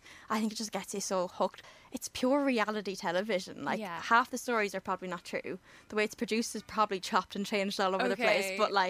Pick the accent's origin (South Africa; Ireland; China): Ireland; County Kildare; now in Dublin, Ireland; I'm from Kildare, live in Dublin.